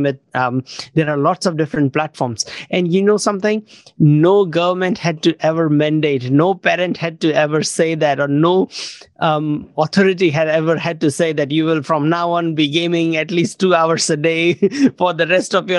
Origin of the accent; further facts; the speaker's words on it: India; now in New Zealand; I grew up in India, but then last over 20 years, I've been mostly living in New Zealand